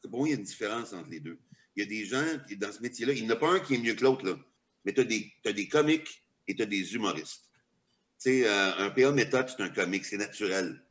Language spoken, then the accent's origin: French; Quebec, Canada